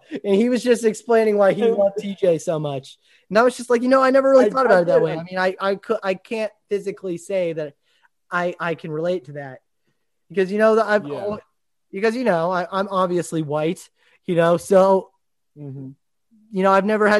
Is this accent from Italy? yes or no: yes; Italy; also born or lived in Japan; as a kid that I grew up in Italy and Japan, like literally I was 8 years old when I went to what's the place called in Rome, Italy, the chapel.